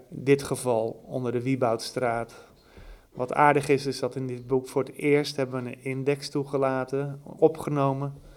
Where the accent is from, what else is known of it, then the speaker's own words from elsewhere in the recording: Anna Paulowna, North Holland, Netherlands; ik kom zelf uit Annapolona en dat ligt daar nog geen 10 kilometer vandaan